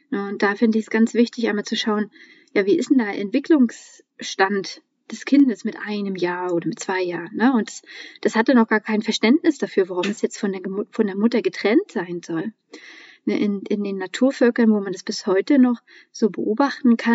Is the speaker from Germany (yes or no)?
yes; Mecklenburg-Vorpommern, Germany; Ich bin ja in Mecklenburg-Vorpommern groß geworden und ähm, auch noch Ende der DDR-Zeiten geboren.